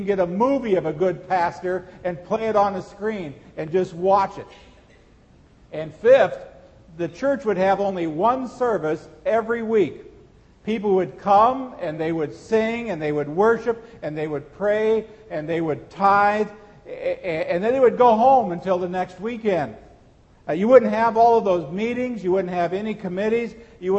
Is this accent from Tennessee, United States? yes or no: no; Seward, Nebraska, United States; When I was a teenager growing up in Seward, Nebraska